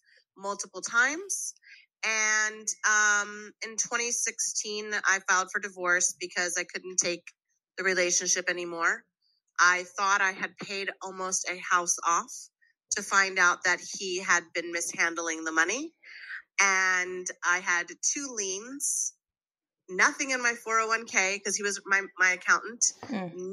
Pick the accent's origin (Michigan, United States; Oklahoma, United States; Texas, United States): Texas, United States; Waco; I'm Colombian American. At the age of, at 10, my mom died from undifferentiated lymphomic cancer, and my father kept my brothers and gave me away to a group orphanage in Waco, Texas, where I became a ward of the state of Texas